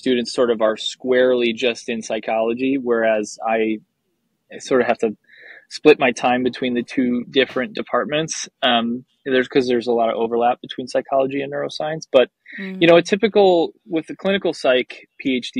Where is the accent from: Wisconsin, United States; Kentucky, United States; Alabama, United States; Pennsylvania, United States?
Wisconsin, United States; I grew up in Wisconsin